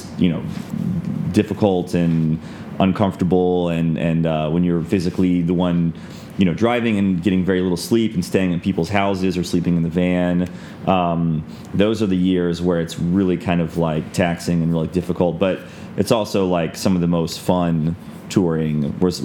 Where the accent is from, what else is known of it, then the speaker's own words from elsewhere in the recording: Florida, United States; we're from Florida